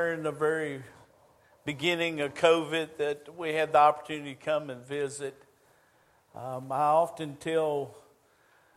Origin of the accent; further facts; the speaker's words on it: United States; moved away as an adult; now in Shelby, United States; I grew up on the Chesapeake Bay.